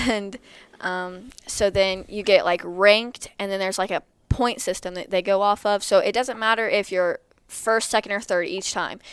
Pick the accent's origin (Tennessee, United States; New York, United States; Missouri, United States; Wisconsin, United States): Missouri, United States; Lexington; I'm from Lexington, Missouri